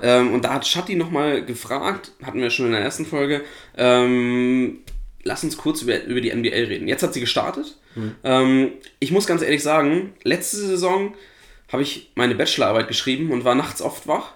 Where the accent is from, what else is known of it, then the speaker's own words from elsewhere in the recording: Flensburg, Schleswig-Holstein, Germany; Ich komme ja aus Flensburg, bin Flensburg-Fan im Handball.